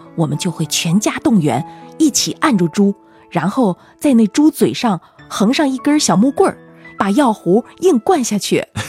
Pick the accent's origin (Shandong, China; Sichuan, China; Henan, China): Sichuan, China; western; moved away; 我在我们老家住的那套房